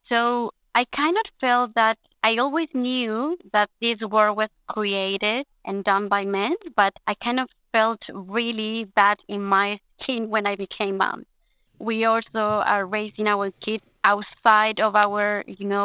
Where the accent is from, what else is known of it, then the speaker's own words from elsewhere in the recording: Chile; moved away as an adult; now in Australia; I'm from Chile. I'm also Australian